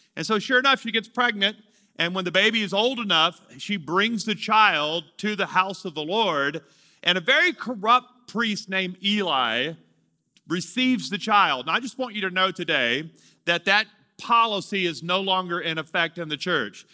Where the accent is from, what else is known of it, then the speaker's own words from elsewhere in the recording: Louisiana, United States; moved away as an adult; also born or lived in Amarillo, Texas; I'm from Louisiana.